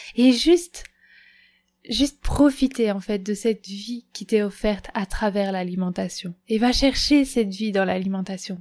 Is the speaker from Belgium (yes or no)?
yes; Belgium; chez moi en Belgique